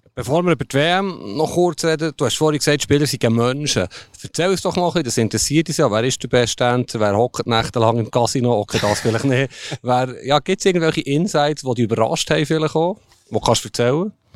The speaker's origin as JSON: {"language": "German", "country": "Switzerland", "said": "wir sind Schweizer"}